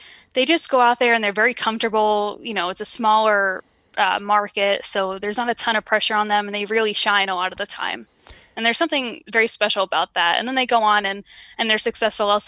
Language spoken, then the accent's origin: English; New York, United States; I'm born and raised in New York